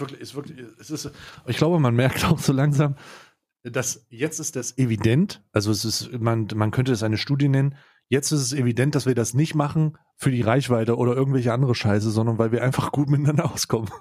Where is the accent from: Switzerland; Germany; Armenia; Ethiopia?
Switzerland; bei uns in der Schweiz